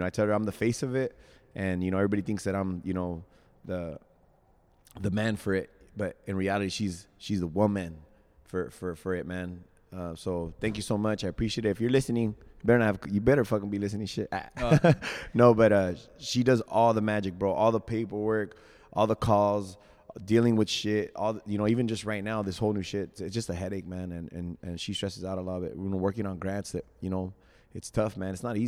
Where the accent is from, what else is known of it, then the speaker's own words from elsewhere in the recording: California, United States; And then we got the Cali, because we're from Cali, you know.